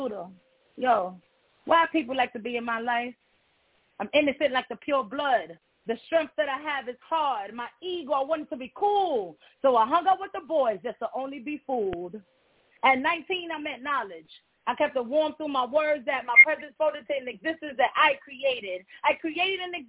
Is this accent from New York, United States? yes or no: yes; New York City, New York, United States; first language Spanish; English is a second language; now in Atlanta, United States; Growing up in Brownsville